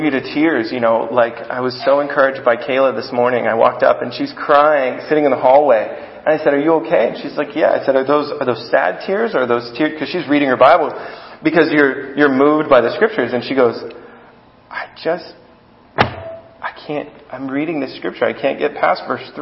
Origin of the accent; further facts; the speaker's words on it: United States; I'm an American